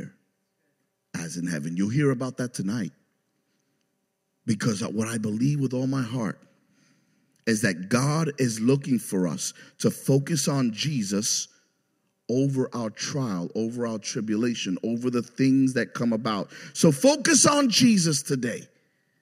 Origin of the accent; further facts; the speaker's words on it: New York City, New York, United States; moved away; I grew up in New York City in the Bronx